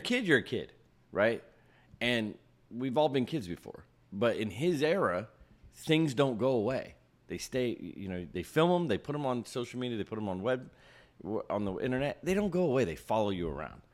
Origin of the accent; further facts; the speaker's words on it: Ohio, United States; I grew up in Ohio